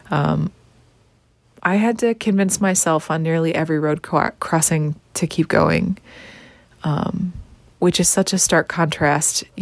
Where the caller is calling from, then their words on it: Wyandotte, Michigan, United States; I'm checking in from Wyandotte, Michigan, back at home in my bedroom where I started all of this.